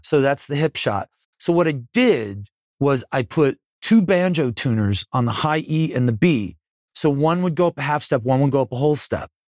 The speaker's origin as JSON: {"language": "English", "town": "Buffalo", "region": "New York", "country": "United States", "said": "I'm from Buffalo"}